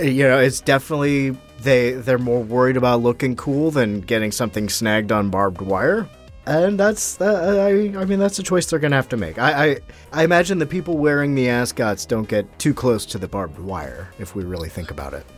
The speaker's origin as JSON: {"language": "English", "country": "United States", "said": "I'm American"}